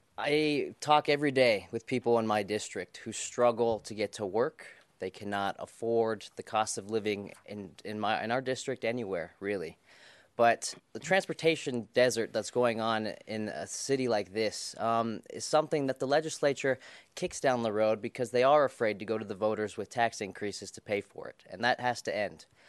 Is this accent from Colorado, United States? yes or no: yes; Colorado, United States; I was born in Colorado in nineteen ninety-one.